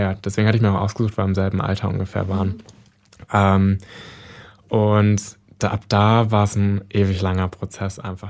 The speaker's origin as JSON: {"language": "German", "region": "North Rhine-Westphalia", "country": "Germany", "tie": "born or raised there", "moved": "yes", "lives_now": "Berlin, Germany", "said": "in NRW in der Nähe meiner Heimatstadt"}